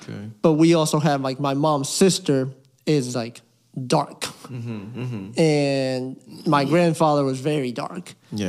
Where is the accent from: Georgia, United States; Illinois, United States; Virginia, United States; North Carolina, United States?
Virginia, United States; Fairfax; also born or lived in Puerto Rico; Grew up in Fairfax, Virginia. Mm-hmm. Pretty diverse area.